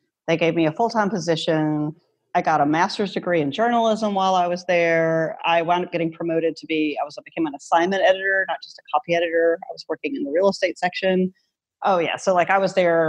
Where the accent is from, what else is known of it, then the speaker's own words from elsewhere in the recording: North Louisiana, United States; also born or lived in Washington, District of Columbia, United States; now in Baton Rouge, United States; My hometown has 200 people in it in North Louisiana.